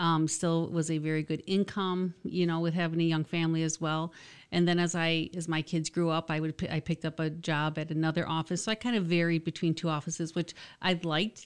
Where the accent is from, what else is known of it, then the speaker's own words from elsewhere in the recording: Michigan, United States; also born or lived in Jackson, Michigan / Howell, Michigan / Manistee, Michigan / Owosso, Michigan; I'm from Michigan, but not originally from the Lansing area. I've lived in a couple different cities. I was born in Jackson